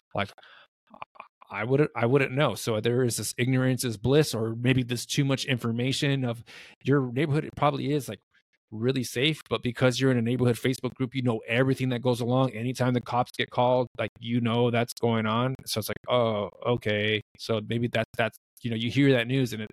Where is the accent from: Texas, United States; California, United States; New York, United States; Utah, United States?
California, United States; now in Arizona, United States; I grew up in California.